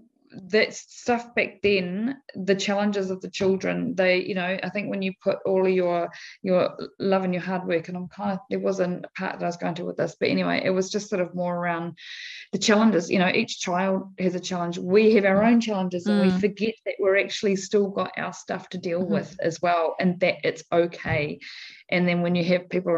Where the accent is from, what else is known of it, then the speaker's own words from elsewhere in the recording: Manaia, Taranaki, New Zealand; I grew up on a dairy farm